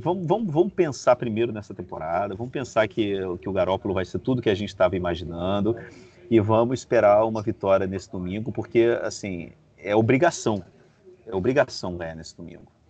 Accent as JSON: {"language": "Portuguese", "region": "Rio de Janeiro", "country": "Brazil", "also_born_or_lived": "Beirut", "moved": "yes", "lives_now": "Madrid, Spain", "said": "sou do Rio de Janeiro, cara, morei em Beirute e, e moro em Madrid"}